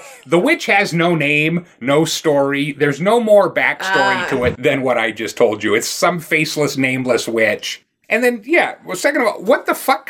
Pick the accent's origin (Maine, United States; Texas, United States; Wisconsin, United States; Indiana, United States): Maine, United States; Bucksport; I grew up, again, in Maine, in a town called Bucksport